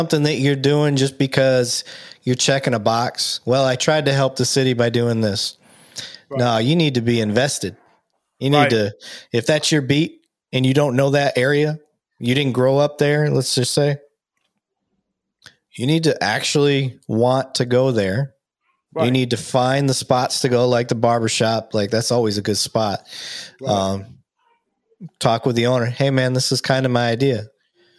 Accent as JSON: {"language": "English", "town": "Joshua", "region": "Texas", "country": "United States", "said": "I'm from Joshua, Texas"}